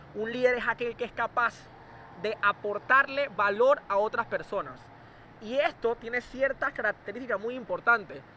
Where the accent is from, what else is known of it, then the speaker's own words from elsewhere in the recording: Panama; el joven que soy panameño normal y corriente